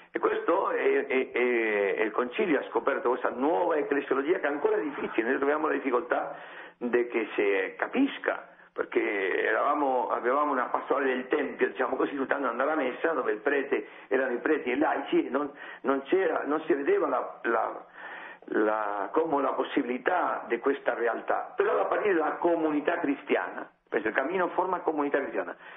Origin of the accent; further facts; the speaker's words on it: Spain; Italian is a second language; io sono spagnolo